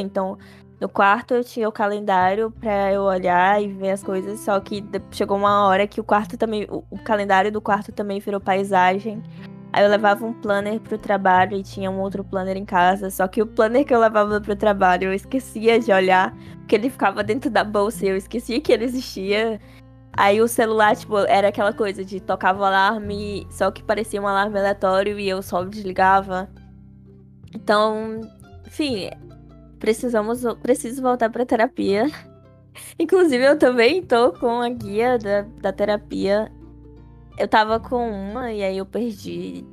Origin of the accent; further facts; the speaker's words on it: Fortaleza, Ceará, Brazil; somos de Fortaleza